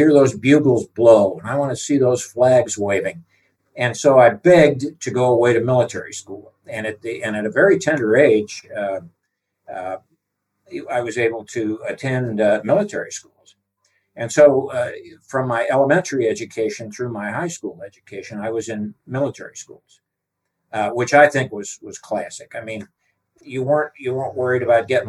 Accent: southeast Missouri, United States; I grew up in the south central part of the United States in Missouri, southeast Missouri

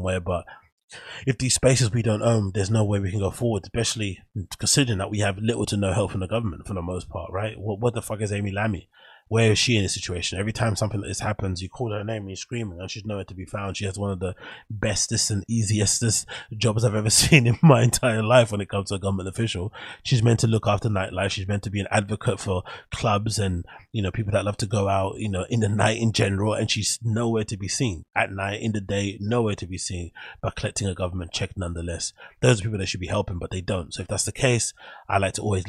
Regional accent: London, United Kingdom; the area that I grew up in Canning Town

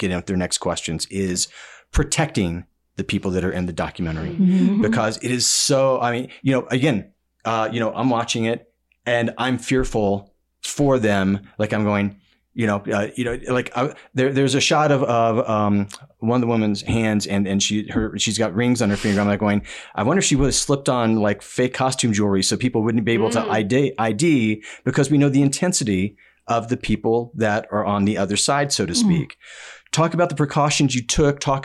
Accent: Dallas, Texas, United States; I am from Dallas, Texas

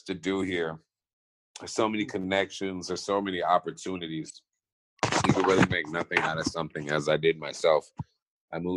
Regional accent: Maryland, United States; moved away as an adult; also born or lived in overseas; now in Los Angeles, United States; I would definitely say I'm from Maryland, the DMV area. Because when I moved from overseas to America, I went to middle school and high school and partial college in Maryland.

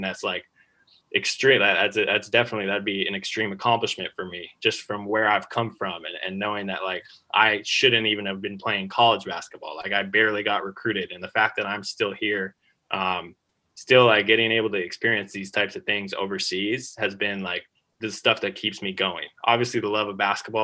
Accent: United States; moved away as an adult; also born or lived in Australia; being an American in Australia

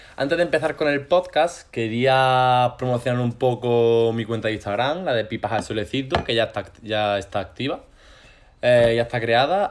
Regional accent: Granada, Andalusia, Spain; yo soy de Granada de siempre. No de aquí, de aquí, pero, realmente soy de Granada.

